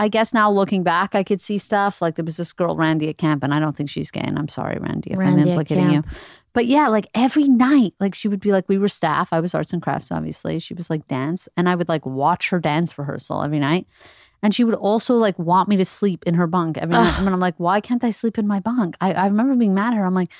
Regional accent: Montreal, Quebec, Canada; By the time we got to Montreal, we were conservative.

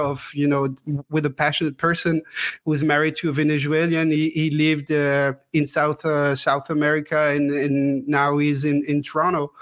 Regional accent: Strasbourg, Grand Est, France; also born or lived in Grenoble; I'm from Strasbourg, almost born and bred here. I was not born in Strasbourg. I was born in Grenoble, actually, because my parents had to move to Grenoble for work. And right after I was born, they moved back to Strasbourg.

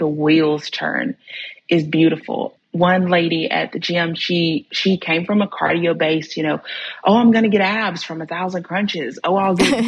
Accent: near Birmingham, Alabama, United States; my hometown, which it's only about 20 minutes outside of Birmingham.

